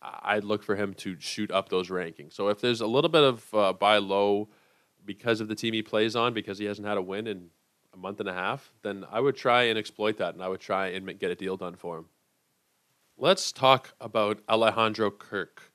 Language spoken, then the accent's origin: English; Toronto, Ontario, Canada; I am from Toronto